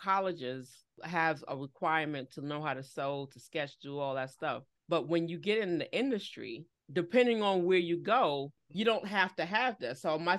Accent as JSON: {"language": "English", "region": "New York", "country": "United States", "tie": "born or raised there", "also_born_or_lived": "Philadelphia", "said": "I was born and bred in New York"}